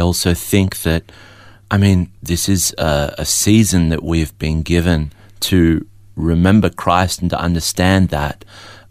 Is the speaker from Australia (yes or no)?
yes; Melbourne, Victoria, Australia; also born or lived in Adelaide; I was born in Adelaide but raised in Melbourne.